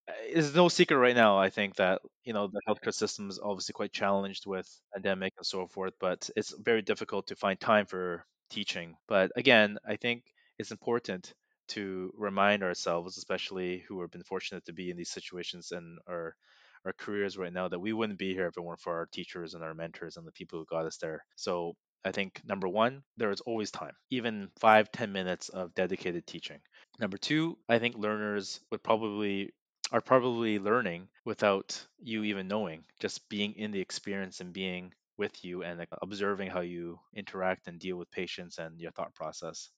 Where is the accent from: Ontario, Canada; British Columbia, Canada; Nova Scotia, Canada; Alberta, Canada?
British Columbia, Canada; Burnaby; I'm from Burnaby, uh, and my parents still live three, four blocks away